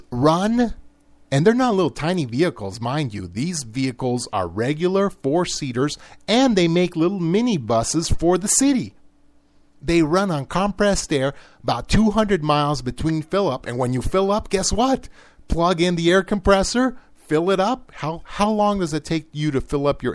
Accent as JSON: {"language": "English", "country": "United States", "said": "I'm an American"}